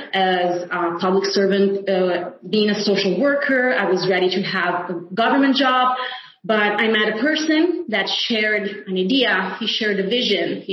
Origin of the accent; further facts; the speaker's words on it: Italy; home is Italy, which is my homeland